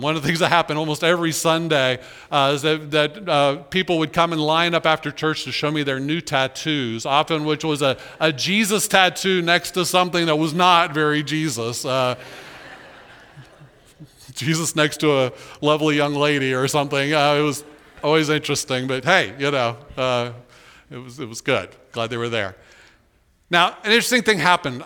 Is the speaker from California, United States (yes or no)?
no; Orlando, Florida, United States; I was born in Orlando